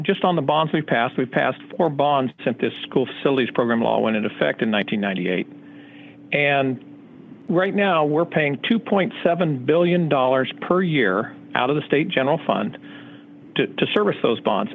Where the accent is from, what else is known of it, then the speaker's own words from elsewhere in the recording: Southern California, United States; I hail from Southern California